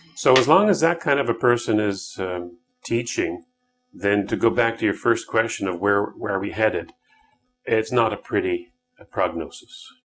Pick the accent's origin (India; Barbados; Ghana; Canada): Canada; I, as a Canadian